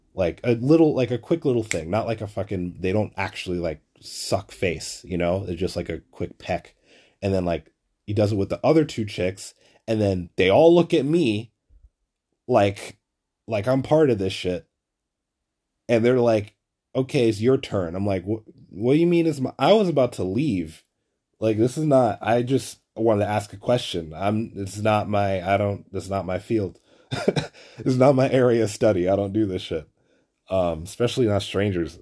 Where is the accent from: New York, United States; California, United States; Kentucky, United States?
New York, United States; New York City; I'm from Flatbush too